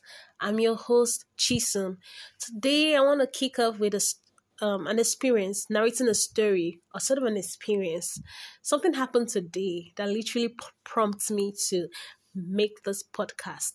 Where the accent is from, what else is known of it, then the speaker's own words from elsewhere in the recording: Igbo, Igboland, Nigeria; first language Igbo; English is a second language; my native language, Igbo